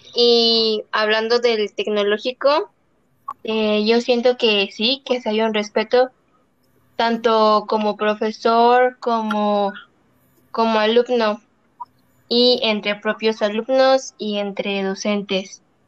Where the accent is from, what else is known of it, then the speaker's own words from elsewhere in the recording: Celaya, Guanajuato, Mexico; como mexicanos y como celayenses